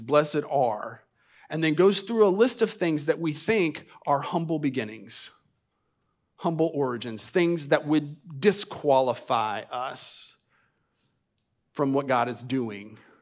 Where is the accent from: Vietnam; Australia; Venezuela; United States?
United States; our country